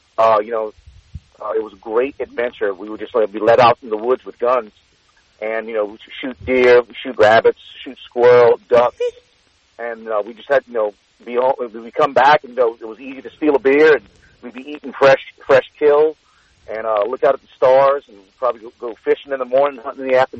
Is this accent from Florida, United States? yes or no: no; Cajun country, Louisiana, United States; growing up in Cajun country